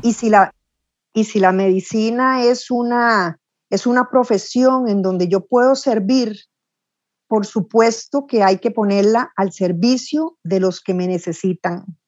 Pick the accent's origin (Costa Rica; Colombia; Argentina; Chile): Costa Rica; soy costarricense